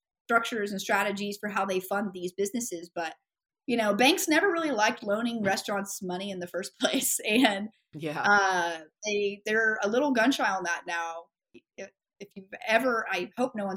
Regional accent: Ada, Oklahoma, United States; now in Oklahoma City, United States; I was born in Ada, Oklahoma, which is southeastern Oklahoma

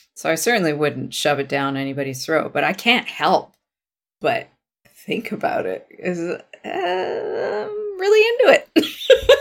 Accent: Vancouver, British Columbia, Canada; I was from Vancouver

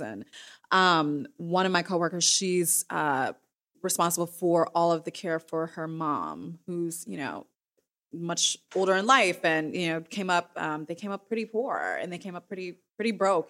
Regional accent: Midwest, United States; I am from the Midwest

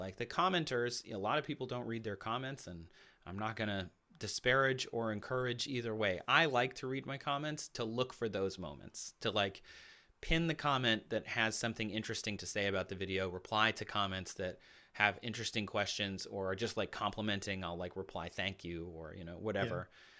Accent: Midwest, United States; You know, I grew up in the Midwest, so hockey is a big deal there.

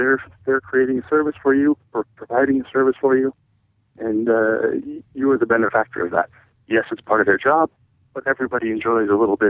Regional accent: United States; Being an American and traveling overseas, I always enjoyed the fact that I could blend in a little bit and go with the culture and go with the flow.

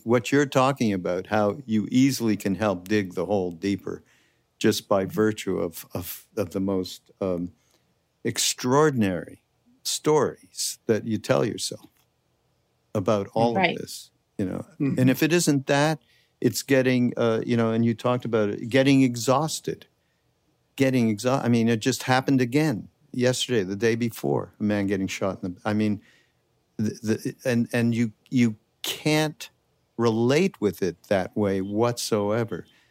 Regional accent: Canada; now in United States; I'm from Canada originally, so it's a little different for me, just because I grew up in such a monolithic kind of a thing

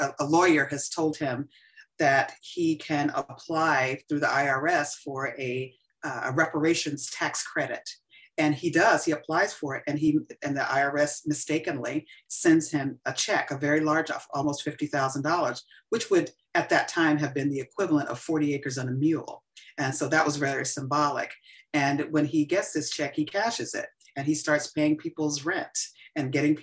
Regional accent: Columbus, Georgia, United States; moved away as an adult; also born or lived in Atlanta, Georgia; Growing up in Columbus, Georgia was very different than when I came here as a student in the Atlanta University Center.

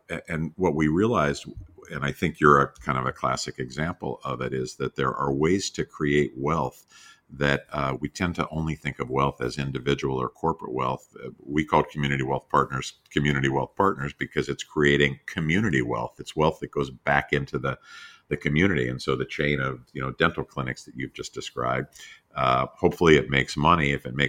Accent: Pittsburgh, Pennsylvania, United States; because I grew up in Pittsburgh in a little neighborhood where I have so many memories of other neighbors

